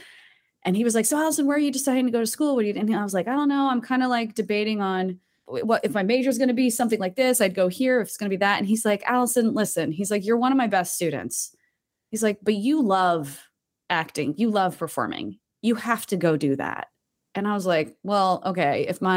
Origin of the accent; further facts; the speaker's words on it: Tewksbury Township, New Jersey, United States; But, you know, where I grew up, like, I can't believe you even said it right. It's Tewksbury Township. Like, we weren't even a town.